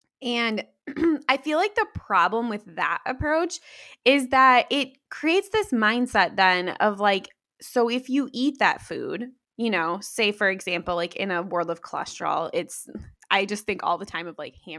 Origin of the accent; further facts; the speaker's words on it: Midwest, United States; like I grew up in the Midwest. I live in the Midwest.